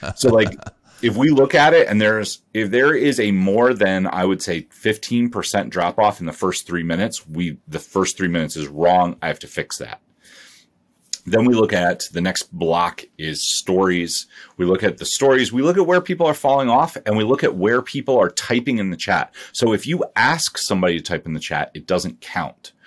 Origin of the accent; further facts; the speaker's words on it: Ohio, United States; I grew up, I grew up in Ohio.